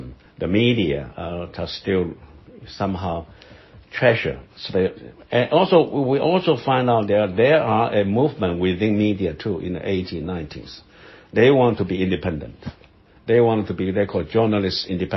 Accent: Taiwan; also born or lived in Buffalo, New York; I was born in Taiwan. I'm a Taiwanese. You know, I'm a seventh generation of Taiwanese

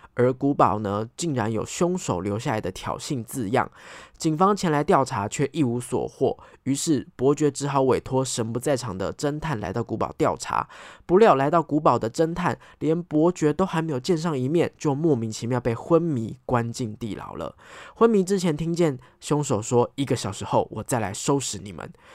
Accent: Taipei, Taiwan; 因为我是台北人，我们都住在台北嘛

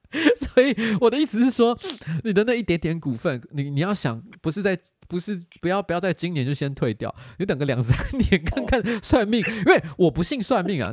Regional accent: Bade, Taoyuan, Taiwan; 我是在桃园长大，我是桃园八德，桃园八德，然后我的亲戚啊，不管是八德那边啊，还是说是龙潭啊什么的，其实客家人非常多，所以我从小就常常吃客家菜

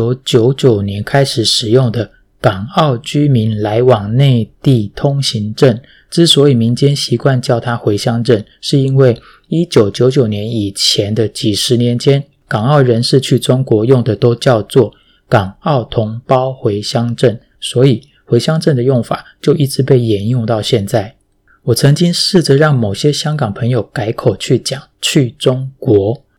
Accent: Taiwan; also born or lived in Fujian (ancestry); now in Hong Kong; 这可能是身为台湾人天生的那一点点的小体贴吧。

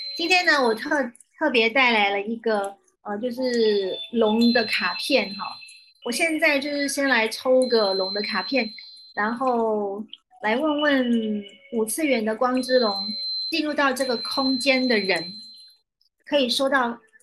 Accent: Taiwan; 我是台湾的，呃，教导灵性课程的老师

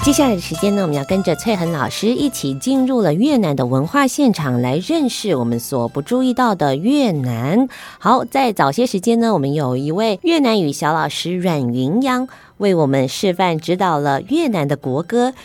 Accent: Taiwan; 我们台湾

